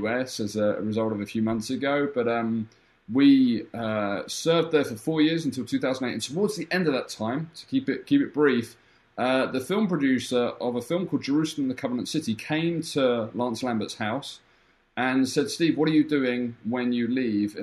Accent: London, United Kingdom; moved away as an adult; I lived in the UK. I was born in London for my whole child teenage life.

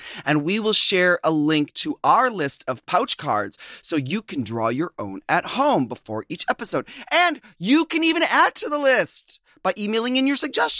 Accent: Philippines; It's a twist on Filipino culture. By the way, I'm Filipino.

